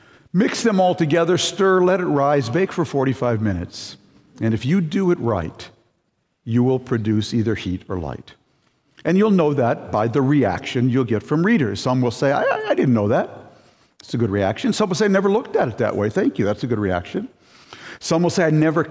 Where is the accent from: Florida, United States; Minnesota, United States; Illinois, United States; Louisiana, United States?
Minnesota, United States; I grew up in Minnesota